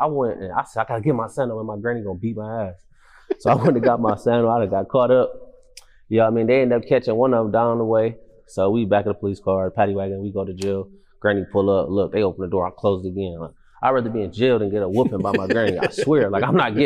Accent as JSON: {"language": "English", "town": "Toledo", "region": "Ohio", "country": "United States", "tie": "born or raised there", "said": "where I'm from, it's just like any other city with a hood. It's just like, I'm from Glenwood"}